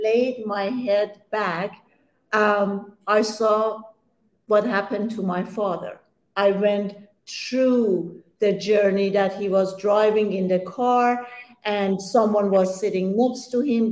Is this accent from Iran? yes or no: yes; Iran; English is a second language; moved away; I'm Persian, and I was born in Iran